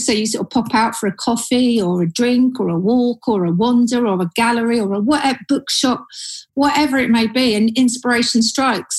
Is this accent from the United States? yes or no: no; Surrey, South East England, United Kingdom; moved away as an adult; now in London, United Kingdom; I was born and bred in Surrey